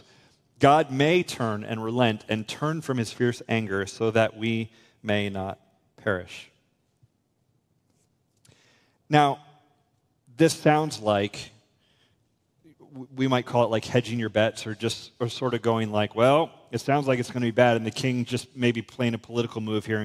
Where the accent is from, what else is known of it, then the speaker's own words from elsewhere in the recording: United States; I'm an American